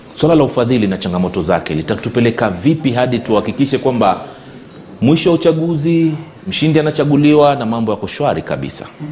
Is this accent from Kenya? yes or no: yes; Kenya; mimi mwenyewe kama Mkenya